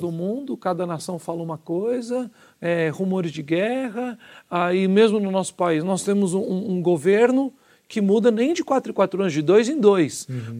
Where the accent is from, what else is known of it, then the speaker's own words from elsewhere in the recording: Minas Gerais, Brazil; nós somos mineiros